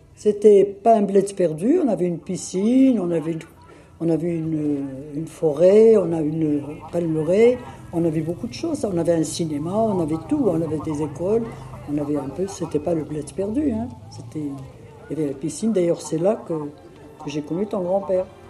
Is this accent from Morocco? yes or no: yes; Tiznit, Souss-Massa, Morocco; moved away as an adult; also born or lived in Agadir; je suis né à Tiznit, au Maroc, le 22 juin 1936.